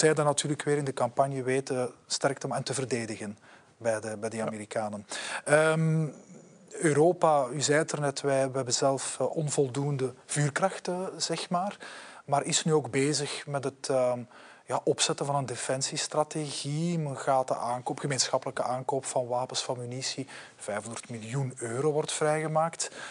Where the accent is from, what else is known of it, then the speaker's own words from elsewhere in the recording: Belgium; zijn wij Belgen